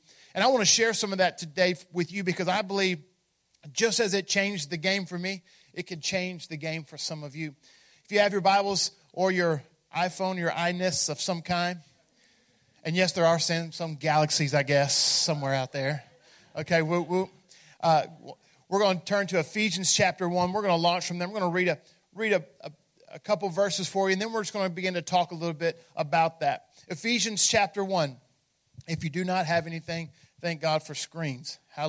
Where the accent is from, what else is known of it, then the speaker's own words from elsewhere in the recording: Memphis, Tennessee, United States; in fact, I'm from Memphis, and we use that a lot.